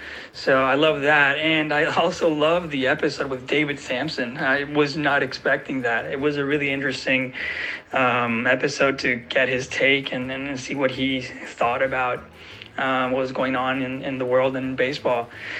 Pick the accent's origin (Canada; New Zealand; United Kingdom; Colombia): Colombia; As a fellow international baseball fan, I'm from Colombia.